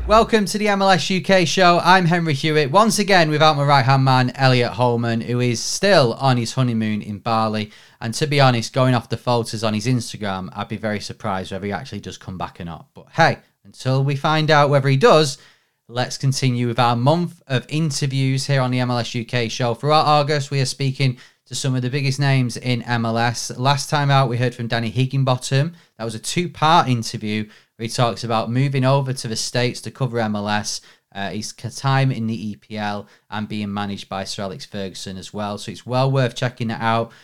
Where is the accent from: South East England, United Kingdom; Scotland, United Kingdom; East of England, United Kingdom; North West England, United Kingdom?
North West England, United Kingdom; Manchester; I'm from Manchester, I live in Manchester